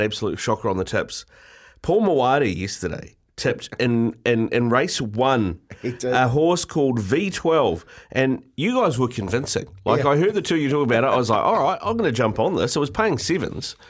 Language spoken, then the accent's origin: English; Blues country, Auckland, New Zealand; born and bred in Blues country